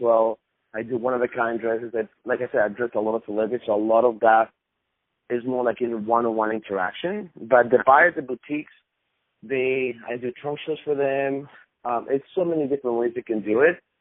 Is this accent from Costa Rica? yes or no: yes; Costa Rica; now in United States; I was born in Costa Rica.